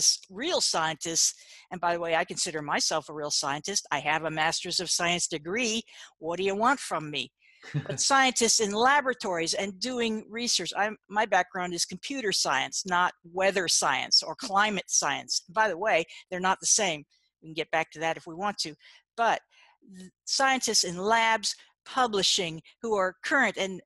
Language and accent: English; United States; I'm from America